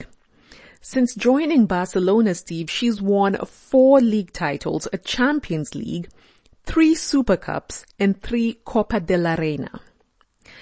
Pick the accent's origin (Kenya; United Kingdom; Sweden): Kenya; I'm Kenyan